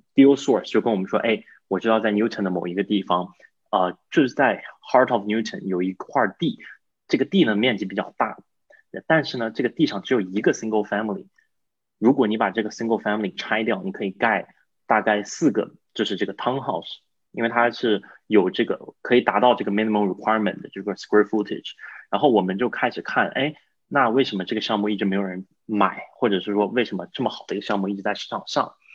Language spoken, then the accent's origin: Chinese; China; also born or lived in Boston; now in United States; 我是整个团队中唯一一个中国人，就是唯一一个英语不是母语的